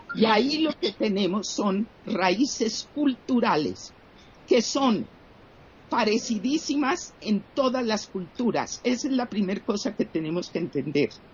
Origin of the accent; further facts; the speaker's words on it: Colombia; yo era una persona con el privilegio de ser de una situación socioeconómica privilegiada en mi país, Colombia